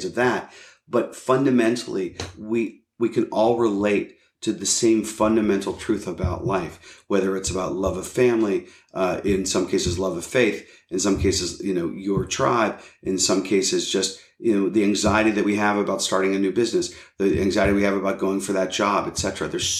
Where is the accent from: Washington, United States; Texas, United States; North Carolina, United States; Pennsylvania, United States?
Pennsylvania, United States; Pittsburgh; moved away; I'm a kid from Pittsburgh